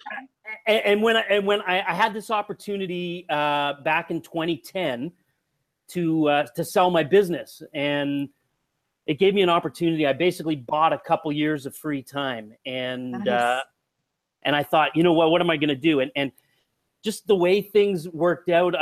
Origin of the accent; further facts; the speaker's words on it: Ontario, Canada; moved away; also born or lived in Canadian Prairies; I grew up in Ontario in Eastern Canada, and I moved out to the prairies